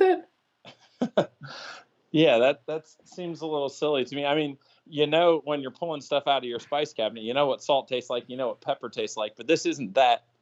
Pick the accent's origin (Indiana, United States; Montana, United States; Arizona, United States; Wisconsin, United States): Indiana, United States; moved away; also born or lived in Pennsylvania; where I grew up in Indiana